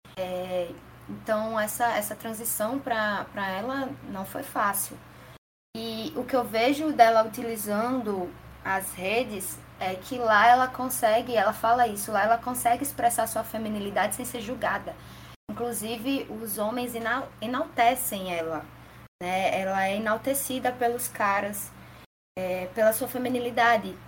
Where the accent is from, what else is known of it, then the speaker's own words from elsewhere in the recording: Natal, Rio Grande do Norte, Brazil; eu sou de Natal, Rio Grande do Norte